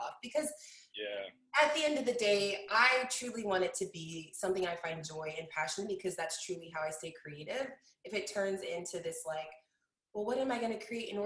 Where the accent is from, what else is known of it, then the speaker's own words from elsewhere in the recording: Kansas City, Missouri, United States; also born or lived in Denver, Colorado; I was born in Denver and I moved to Kansas City at the age of 9. So I still feel like Colorado is like my roots, but I've lived here in Kansas City longer than I lived